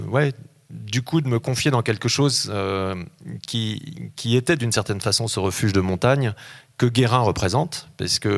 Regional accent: the Alps, France; avant mon adolescence, dans les, quand j'ai grandi dans les Alpes, dans la bibliothèque de mon grand-père

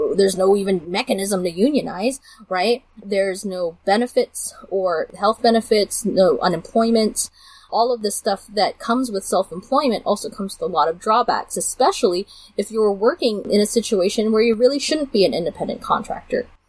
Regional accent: Burbank, California, United States; also born or lived in Los Angeles; I grew up in Burbank, which was the Lockheed plant

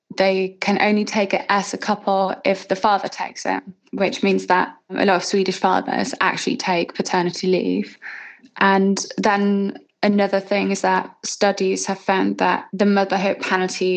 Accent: Germany; my home country, Germany

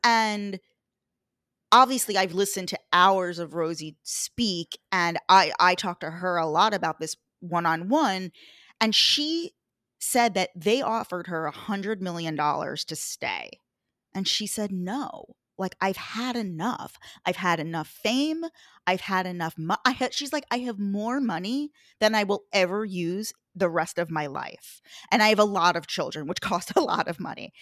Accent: Long Island, New York, United States; I'm from New York, lived here my whole life. I actually grew up on Long Island

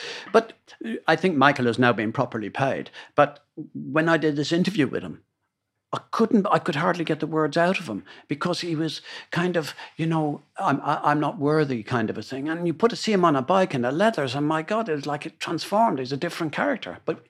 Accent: Ireland; of course I'm Irish and he's a Celt the other side of it

